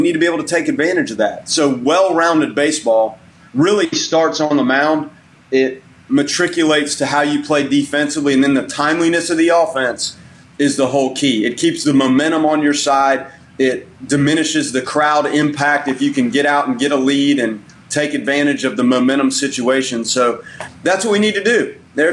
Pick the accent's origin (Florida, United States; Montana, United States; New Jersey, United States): Florida, United States; Tallahassee; moved away as an adult; also born or lived in Macon; I lived in Tallahassee for basically my whole life